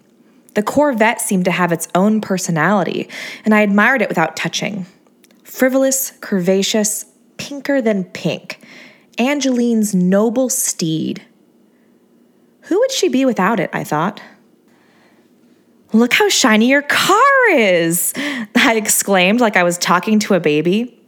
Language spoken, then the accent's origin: English; Hermosa Beach, California, United States; also born or lived in San Luis Obispo; I grew up in Hermosa Beach, Redondo Beach. I moved to Torrance, Long Beach. Now I'm in SLO, San Luis Obispo, that is. I sort of grew up there, too.